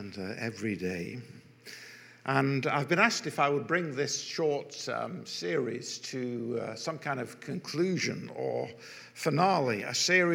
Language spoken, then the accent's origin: English; Manchester, North West England, United Kingdom; also born or lived in London / Altrincham; I'm a Mancunian by birth, a proud Mancunian by birth.